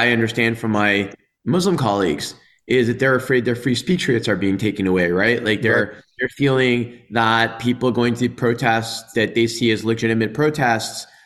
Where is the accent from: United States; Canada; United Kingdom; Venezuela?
Canada; Dollard-des-Ormeaux, Quebec; I grew up in Dollard on the West Island